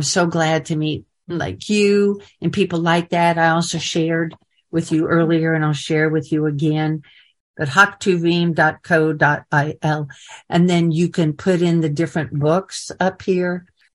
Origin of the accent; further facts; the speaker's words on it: Kansas City, Missouri, United States; moved away as an adult; also born or lived in Dallas / Houston / Shreveport / Nashville; to Kansas City, back to my hometown. It was sending me back to my birthplace where my Orthodox family was.